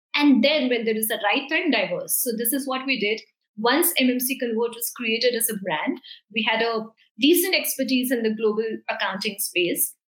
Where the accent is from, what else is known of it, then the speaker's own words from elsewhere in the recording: India; we are in New Zealand, we are from India